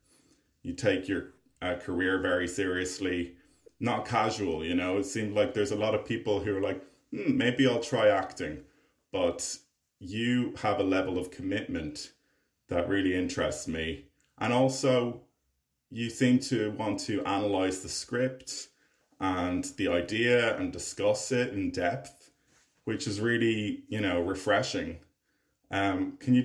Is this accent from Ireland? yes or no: yes; Ireland; I'm an Irish filmmaker and actor